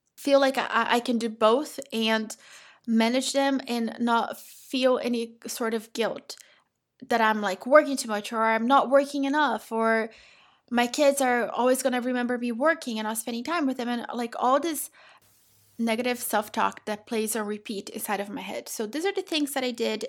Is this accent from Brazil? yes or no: yes; Brazil; now in United States; I'm from Brazil